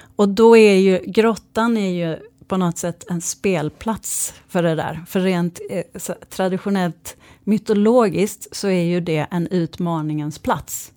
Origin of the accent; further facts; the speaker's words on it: Malmö, Skåne, Sweden; jag kommer eh, från Malmö